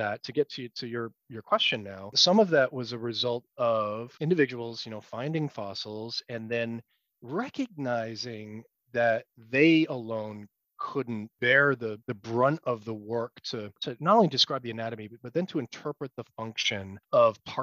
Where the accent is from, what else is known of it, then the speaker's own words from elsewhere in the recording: United States; as an American scientist